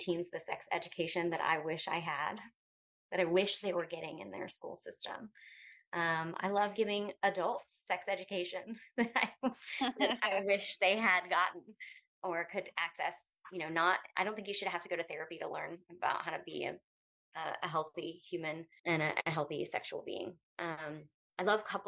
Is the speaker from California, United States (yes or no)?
no; Pensacola, Florida, United States; moved away; I'm a native to Pensacola. I've lived a few other places and landed here